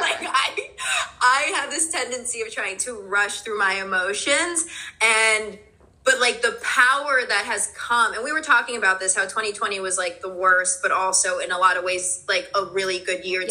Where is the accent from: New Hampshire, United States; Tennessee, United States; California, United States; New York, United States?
New York, United States; New York City; also born or lived in New Jersey; now in New York, United States; I was born in Greenpoint, Brooklyn. My parents are Polish, so I was born in Greenpoint, Brooklyn, and then I moved to New Jersey. But I'm back in New York